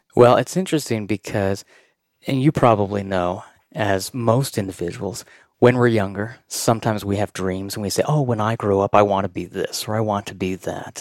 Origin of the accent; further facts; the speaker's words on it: Pleasant View, Utah, United States; I grew up in Pleasantview, which is up by North Ogden, and we have a huge mountain. It's in Utah